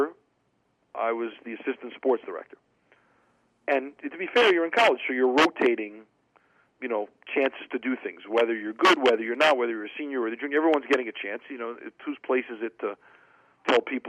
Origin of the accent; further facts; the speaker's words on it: New York City, New York, United States; I grew up in New York City. I grew up in Queens, about a mile and a half from the old Shea Stadium